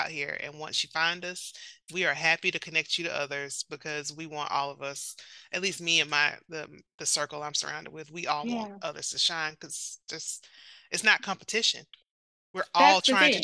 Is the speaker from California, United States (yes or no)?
no; South Carolina, United States; a country girl from, you know, South Carolina